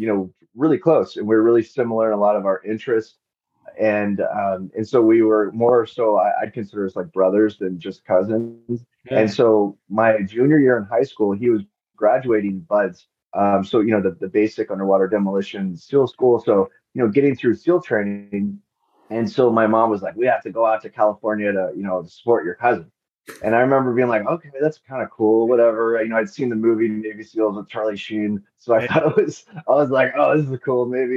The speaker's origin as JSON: {"language": "English", "town": "Ladybrand", "region": "Free State", "country": "South Africa", "tie": "born there", "also_born_or_lived": "Lesotho", "said": "so they moved to Lesotho, and I was born in South Africa, which is right across the border, just because at the time the hospitals were better in South Africa."}